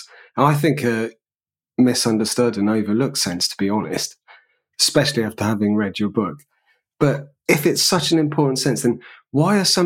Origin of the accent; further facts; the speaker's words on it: United Kingdom; also born or lived in Japan; As a British person